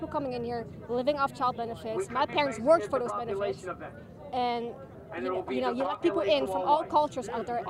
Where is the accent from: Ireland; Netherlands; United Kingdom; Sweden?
Netherlands; also born or lived in Australia; I'm not from America. I'm from the Netherlands.